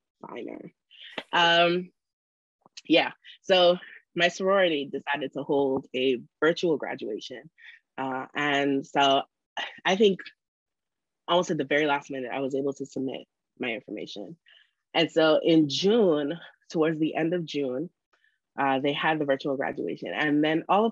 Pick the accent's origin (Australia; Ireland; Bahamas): Bahamas; moved away as an adult; also born or lived in Freeport, Grand Bahama / Nassau, New Providence; now in Beijing, China; I was born in Freeport, Grand Bahama. At the age of 10, both of my parents got transferred to work in Nassau, New Providence